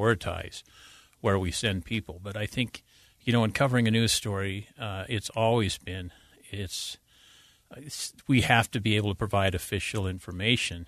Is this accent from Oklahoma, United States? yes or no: no; Davis County, Utah, United States; also born or lived in Wasatch Back, Utah; I grew up in Davis County